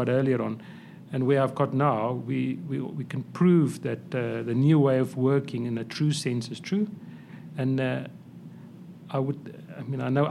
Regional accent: South Africa; I'm a South African, Afrikaans boy or guy

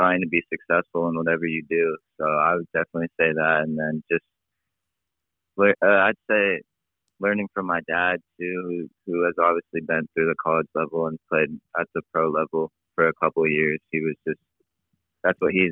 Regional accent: San Diego, California, United States; growing up in San Diego

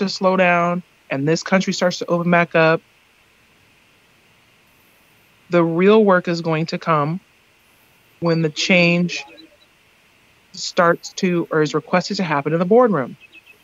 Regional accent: Seattle, Washington, United States; I went to school in Seattle. I'm from Seattle

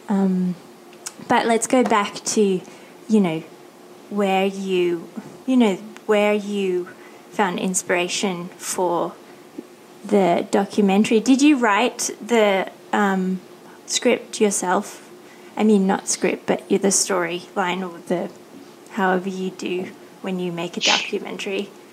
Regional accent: Australia; born or raised there; moved away as an adult; now in Thailand

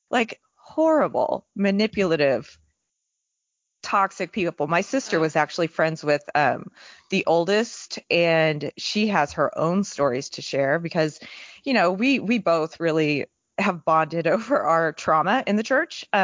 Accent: Texas, United States; also born or lived in California; like I grew up in Texas and um, also Northern California, there weren't a lot of members when I was growing up.

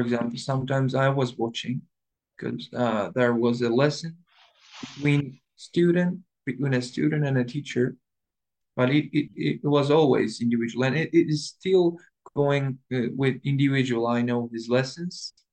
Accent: Istanbul, Turkey; English is a second language; I was born in 2000 in Istanbul, Üsküdar

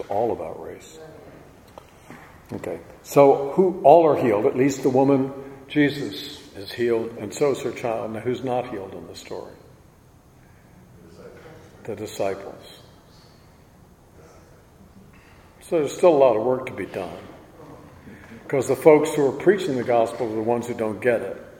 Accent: Virginia, United States; I was brought up in Virginia

